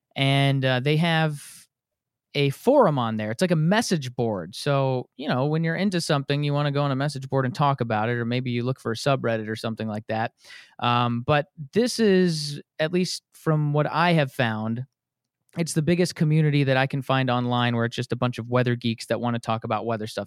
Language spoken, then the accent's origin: English; Wisconsin, United States; now in Atlanta, United States; Here I am down in Atlanta after growing up in Wisconsin